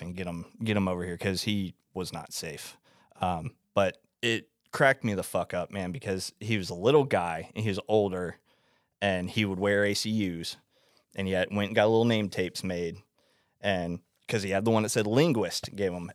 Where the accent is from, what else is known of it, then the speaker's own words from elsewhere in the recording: Florida, United States; I'm from Florida